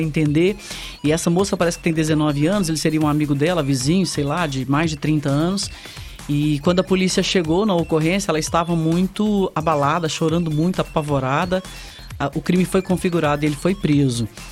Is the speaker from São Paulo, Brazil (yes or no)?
yes; Sertãozinho, São Paulo, Brazil; fomos criados ali no Marciano Brandão